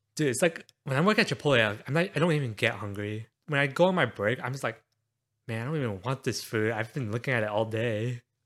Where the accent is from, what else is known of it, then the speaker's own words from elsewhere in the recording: Houston, Texas, United States; growing up in Houston